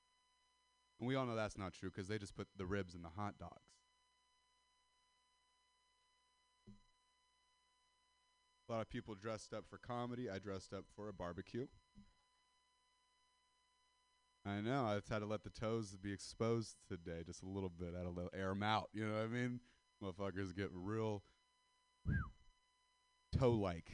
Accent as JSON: {"language": "English", "area": "Castro Valley", "region": "California", "country": "United States", "said": "I'm white, I'm from Sister Valley, California"}